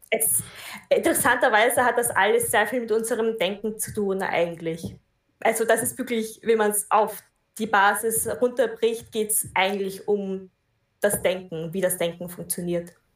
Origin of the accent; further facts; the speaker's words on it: Austria; ich komme aus Österreich